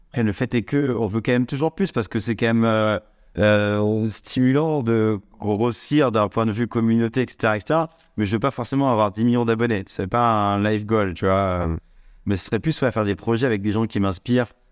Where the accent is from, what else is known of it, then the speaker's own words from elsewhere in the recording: Saint-Étienne, Auvergne-Rhône-Alpes, France; j'ai grandi vers Saint-Étienne